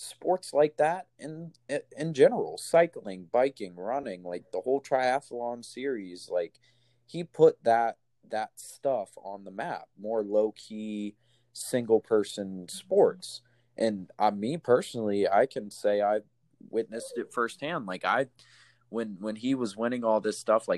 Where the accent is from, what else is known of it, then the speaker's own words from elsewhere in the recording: United States; as an American